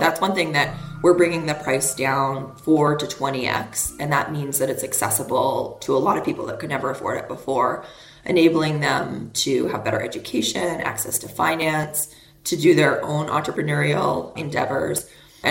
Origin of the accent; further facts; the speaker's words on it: Canada; I grew up in Canada